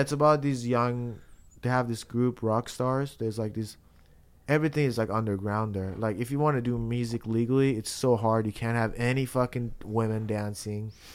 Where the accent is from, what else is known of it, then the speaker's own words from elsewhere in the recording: Iran; now in United States; I'm from Iran.